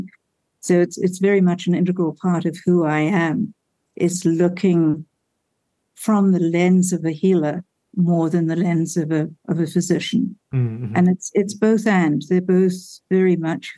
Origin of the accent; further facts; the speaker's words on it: South Africa; moved away; growing up in Africa during a war